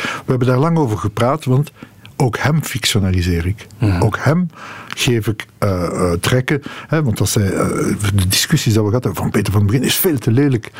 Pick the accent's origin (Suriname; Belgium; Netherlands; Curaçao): Belgium; Molenbeek, Brussels-Capital Region; Ik ben opgegroeid in Molenbeek.